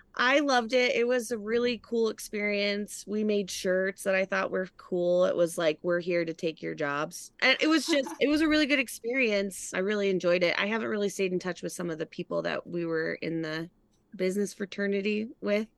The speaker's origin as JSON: {"language": "English", "region": "Colorado", "country": "United States", "tie": "born or raised there", "also_born_or_lived": "Wyoming / Los Angeles, California / San Diego, California", "moved": "as an adult", "said": "I grew up in Colorado"}